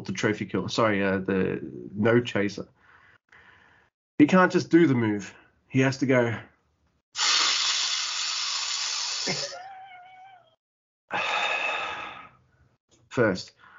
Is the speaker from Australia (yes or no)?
yes; Australia; I'm Australian.